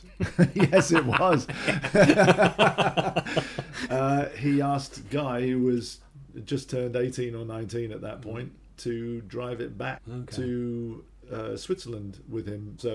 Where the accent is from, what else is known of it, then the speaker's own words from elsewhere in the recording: England, United Kingdom; I was born in England, as was my brother Guy and my sister Celia, and so I was brought up in England